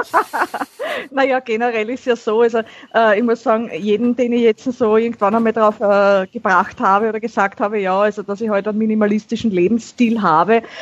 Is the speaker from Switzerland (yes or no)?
no; Vienna, Austria; Ich bin eine Wienerin